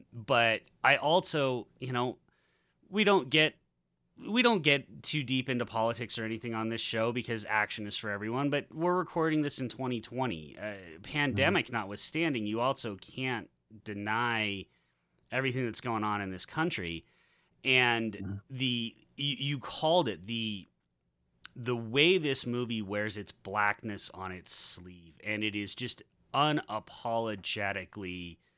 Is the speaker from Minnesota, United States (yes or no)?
no; Utah, United States; moved away; as a white kid growing up in Utah